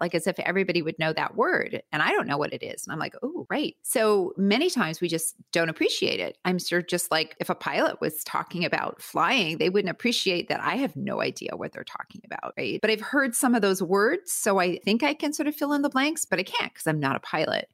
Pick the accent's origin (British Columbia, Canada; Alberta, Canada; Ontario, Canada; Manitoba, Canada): Manitoba, Canada; Winnipeg; moved away as an adult; now in United States; I'm originally from Canada, from Winnipeg, Canada